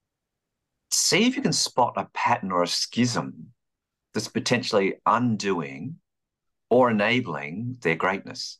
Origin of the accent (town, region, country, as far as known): Melbourne, Victoria, Australia; born or raised there; moved away as an adult; also born or lived in London